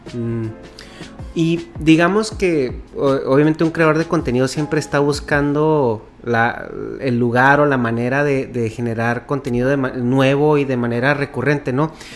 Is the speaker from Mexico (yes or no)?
yes; Mexico; moved away as an adult; now in California, United States; yo tengo ya muy, mucho tiempo viviendo en Estados Unidos, soy de México originalmente. Pero tengo ya como casi 11 años viviendo en California